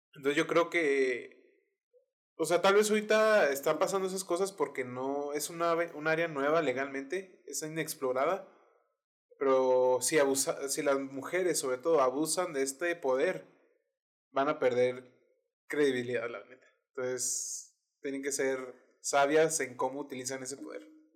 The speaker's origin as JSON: {"language": "Spanish", "country": "Mexico", "also_born_or_lived": "United States"}